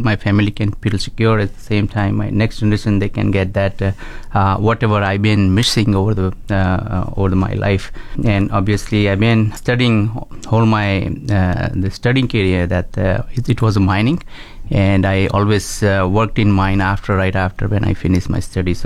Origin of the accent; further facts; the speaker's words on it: India; moved away as an adult; also born or lived in Toronto, Canada; now in Canada; I moved from India. I born in and raised in India.